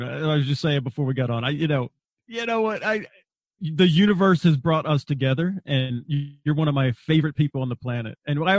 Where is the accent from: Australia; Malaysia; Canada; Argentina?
Australia; Wagga Wagga, New South Wales; My mom and dad were missionaries, so I was brought up in Australia, and I was not allowed to fight back. So I was the out group of the out group. So first off, there was 4 Americans in this little town called Wagga Wagga.